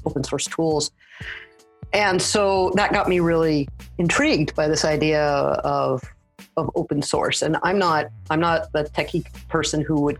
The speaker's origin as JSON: {"language": "English", "town": "Los Angeles", "region": "California", "country": "United States", "moved": "as an adult", "lives_now": "Saskatoon, Canada", "said": "I'm originally from the Los Angeles area, and I now live in Saskatoon"}